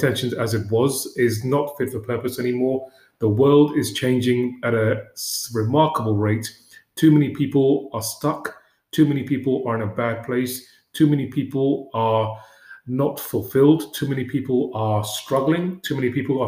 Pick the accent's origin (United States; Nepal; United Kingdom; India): United Kingdom; London; I grew up in West London in a one-room